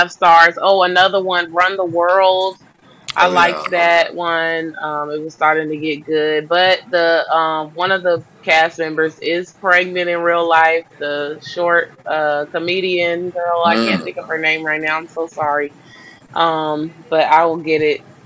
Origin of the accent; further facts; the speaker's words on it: Chicago, Illinois, United States; I was born on the South Side. I was raised on the South